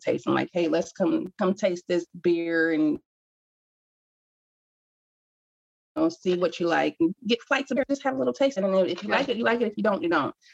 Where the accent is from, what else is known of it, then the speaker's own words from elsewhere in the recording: Cincinnati, Ohio, United States; I am born and raised here